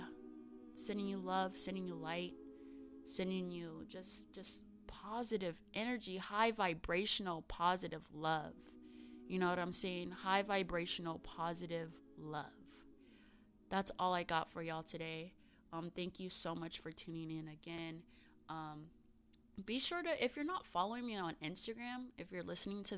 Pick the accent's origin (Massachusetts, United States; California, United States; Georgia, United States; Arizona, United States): Arizona, United States; Arizona's always going to be my home state